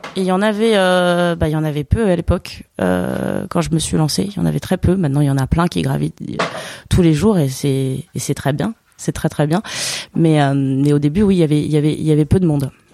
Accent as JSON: {"language": "French", "area": "Basque Country", "region": "Nouvelle-Aquitaine", "country": "France", "moved": "yes", "said": "je viens d'un coin de la France où il y a un terroir assez riche"}